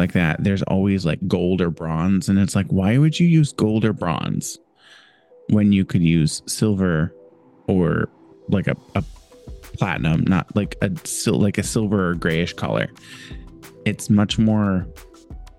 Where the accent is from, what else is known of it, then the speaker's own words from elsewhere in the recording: Indiana, United States; also born or lived in California / Northeast US; now in Northeast, United States; I am originally from Indiana, lived in California for 2 years, and now live in the... on the East Coast in the Northeast